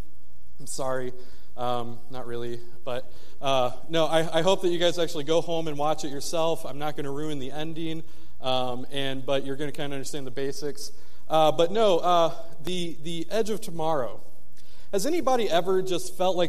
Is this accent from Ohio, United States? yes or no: no; Michigan, United States; moved away; I'm from the north, I'm from Michigan